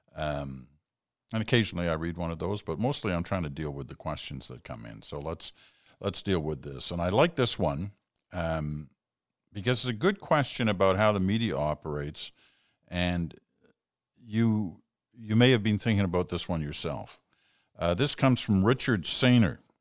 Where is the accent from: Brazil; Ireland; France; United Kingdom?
United Kingdom; now in Canada; I was born in Britain